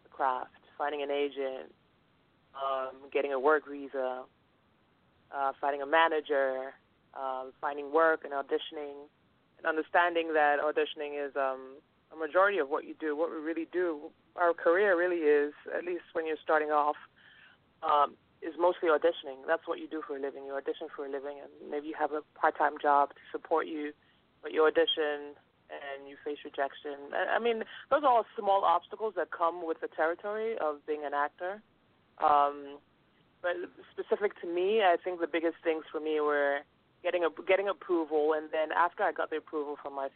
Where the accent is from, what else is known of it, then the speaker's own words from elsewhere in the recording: Lagos, Nigeria; now in United States; I'm Nigerian. I grew up in Lagos